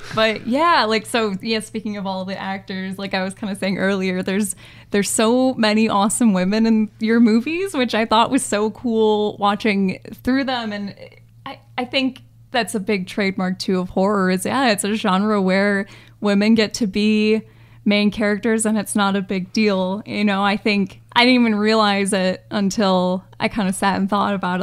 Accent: Michigan, United States; I'm, uh, from Michigan. We're both from Michigan

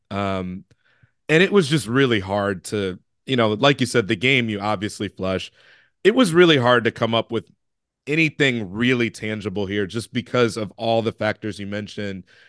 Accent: Chicago, Illinois, United States; I'm from Chicago

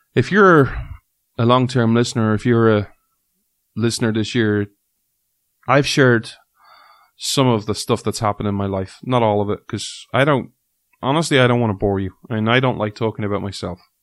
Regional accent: Ireland; as someone who's grown up in Ireland who has had rain pretty much nearly in some way, shape, or form every day of his life

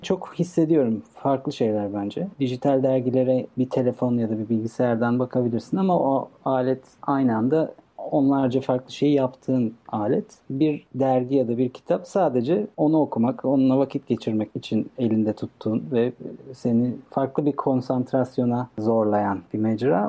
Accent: Bursa, Turkey; now in Istanbul, Turkey; ben Bursalıyım.

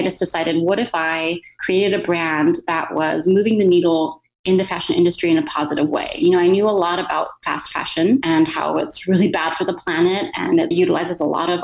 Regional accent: Corpus Christi, Texas, United States; moved away as an adult; also born or lived in Philadelphia / Cleveland, Ohio / California; I grew up in Texas

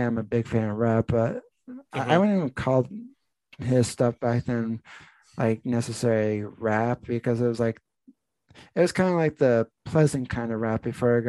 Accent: New Jersey, United States; moved away; also born or lived in Pennsylvania; I grew up in New Jersey

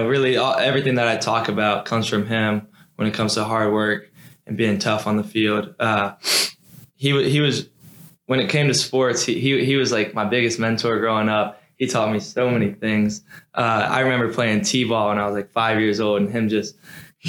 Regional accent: Fairhope, Alabama, United States; moved away as an adult; now in Durham, United States; everybody in my hometown knows me as a basketball player. So if you go down back home to Fairview

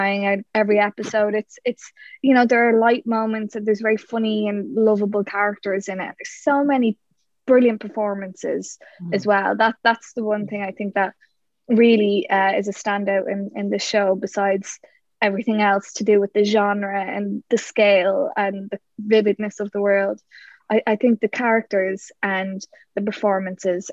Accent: Ireland; we're Irish.

